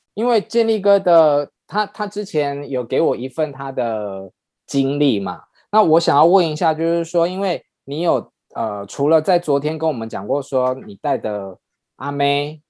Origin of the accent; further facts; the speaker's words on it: Taiwan; 我们台湾